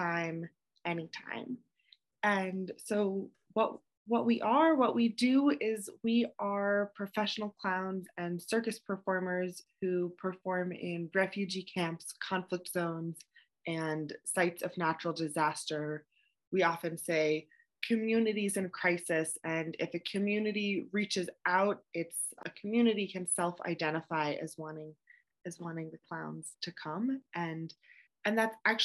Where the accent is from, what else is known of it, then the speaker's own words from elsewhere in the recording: Vermont, United States; I grew up in Vermont